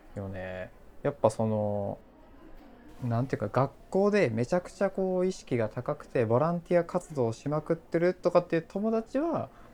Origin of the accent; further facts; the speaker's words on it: Kochi, Japan; moved away as an adult; now in Tokyo, Japan; 生まれも育ちも高知って感じですね